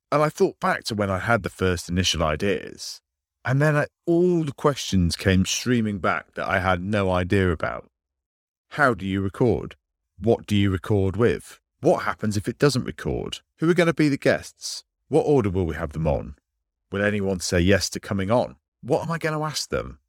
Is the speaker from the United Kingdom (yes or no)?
yes; United Kingdom; I'm British